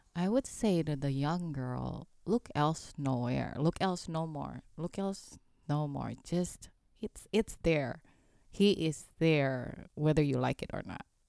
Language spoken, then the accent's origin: English; Indonesia; English is a second language; now in United States; where I grew up in Indonesia